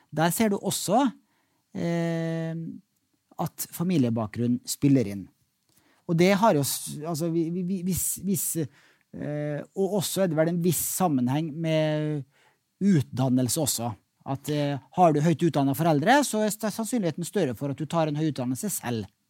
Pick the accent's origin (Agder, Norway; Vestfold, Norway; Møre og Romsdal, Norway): Møre og Romsdal, Norway; Molde; kom fra hjembyen min, Molde